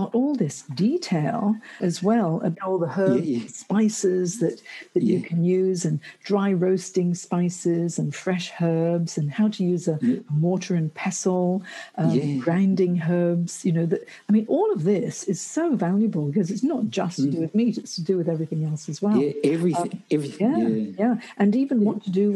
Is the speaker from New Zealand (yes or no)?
no; Hong Kong; moved away; when I was growing up in Hong Kong